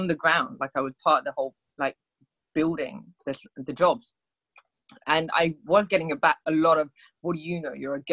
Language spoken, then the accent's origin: English; United Kingdom; We're Indian. We don't climb mountains. Like, we're from the UK